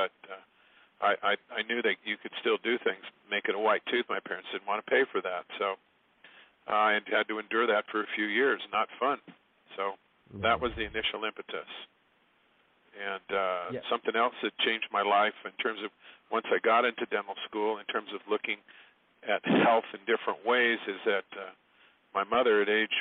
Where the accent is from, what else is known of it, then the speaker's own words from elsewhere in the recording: San Diego, California, United States; moved away; I grew up in San Diego, California